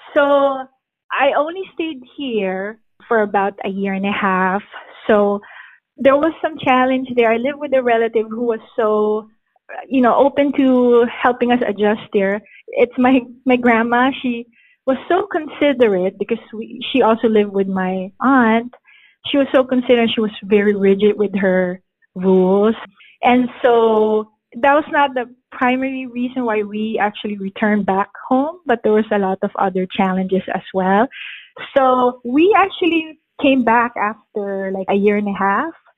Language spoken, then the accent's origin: English; Philippines; moved away as an adult; now in United States; I was born and raised in the Philippines, and I have been in the States for about 17 years. I came here when I was 23 years old permanently.